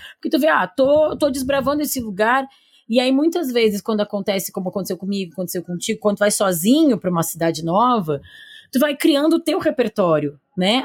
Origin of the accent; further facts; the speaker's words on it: Porto Alegre, Rio Grande do Sul, Brazil; now in São Paulo, Brazil; eu não sou de São Paulo, eu sou de Porto Alegre